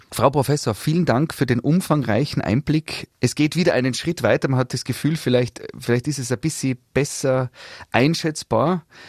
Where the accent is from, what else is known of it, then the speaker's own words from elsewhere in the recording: Tyrol, Austria; bei uns in Tirol